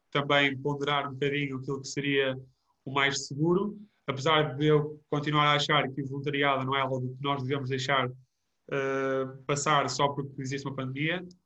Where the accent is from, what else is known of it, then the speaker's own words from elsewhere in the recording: Vozela, Viseu, Portugal; conseguir levar os miúdos de, de volta a, a Vozela e, e àquela zona que, para além de ser a minha terra natal, e eu vou sempre louvá-la e dizer que é o melhor sítio para se viver